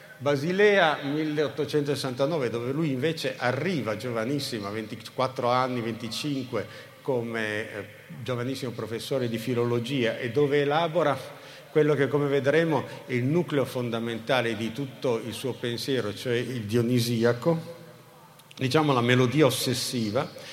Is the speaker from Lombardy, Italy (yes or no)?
no; Turin, Piedmont, Italy; Torino, che è la città dove sono nato, cresciuto e invecchiato